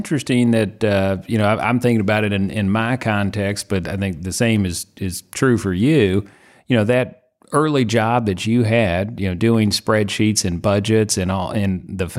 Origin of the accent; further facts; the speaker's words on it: Indiana, United States; now in Louisville, United States; Louisville area. So Southern Indiana originally, which is why Purdue was the in-state school with an aviation program.